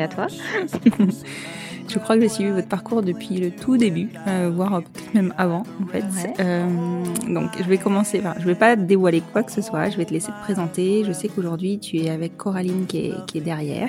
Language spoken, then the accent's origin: French; Bordeaux, Nouvelle-Aquitaine, France; Je suis de Bordeaux